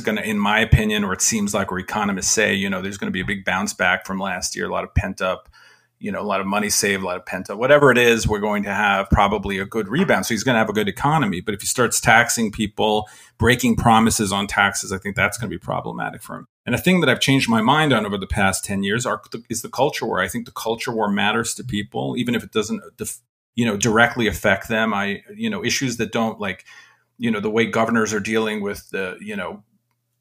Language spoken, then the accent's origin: English; New York, United States; I'm from New York